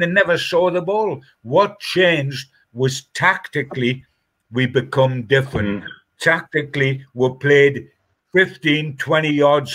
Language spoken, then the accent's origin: English; Newcastle upon Tyne, North East England, United Kingdom; I'm a Geordie